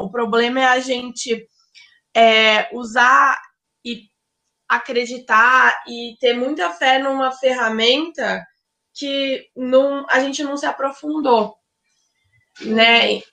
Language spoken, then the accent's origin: Portuguese; Ribeirão Preto, São Paulo, Brazil; moved away as an adult; now in São Paulo, Brazil; eu sou de Ribeirão Preto, mas eu moro em São Paulo